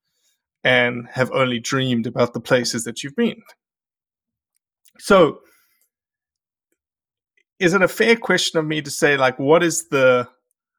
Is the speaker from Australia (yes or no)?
yes; Australia; moved away as an adult; now in United States; I had to fly back to Australia to see the family